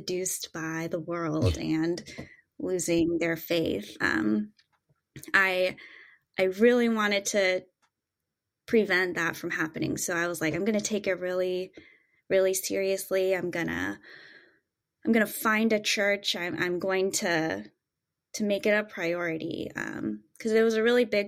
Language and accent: English; Southern California, United States; I grew up born and raised in Southern California